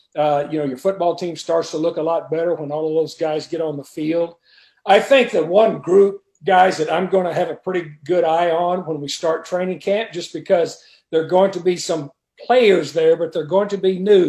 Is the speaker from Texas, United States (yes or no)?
yes; 88 miles from Lubbock, Texas, United States; Texas Tech, you know, I would go up there a lot as a kid. That's only 88 miles from my hometown